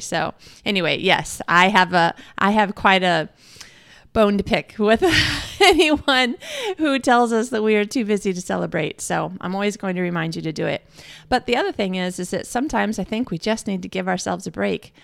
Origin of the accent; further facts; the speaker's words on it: Midwest, United States; moved away as an adult; now in Australia; I'm American and I'm a Midwesterner from America